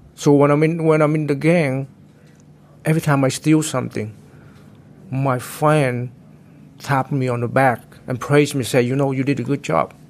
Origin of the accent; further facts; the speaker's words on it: Santa Clara County, California, United States; I came from Santa Clara, uh, Santa Clara County